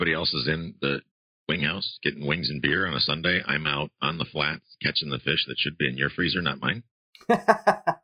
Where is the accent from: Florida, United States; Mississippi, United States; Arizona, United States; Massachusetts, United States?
Florida, United States; also born or lived in Buffalo, New York; I was born in Buffalo, but my parents, after the blizzard of 77, and that'll date you how old I was when I was a kid, moved down to Florida to escape the snow